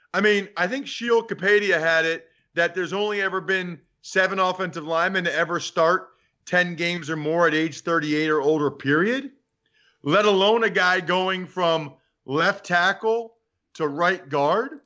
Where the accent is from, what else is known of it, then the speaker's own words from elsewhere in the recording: Reading, Pennsylvania, United States; I grew up in Reading